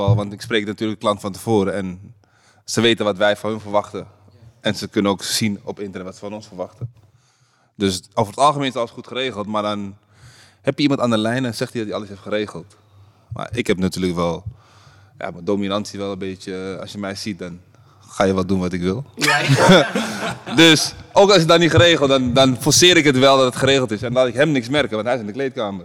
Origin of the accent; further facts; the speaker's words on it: Netherlands; wij als Nederlanders